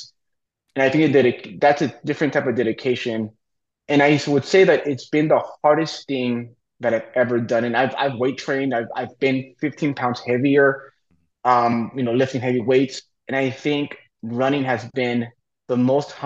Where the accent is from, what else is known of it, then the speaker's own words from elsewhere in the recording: Napa, California, United States; Napa, my hometown.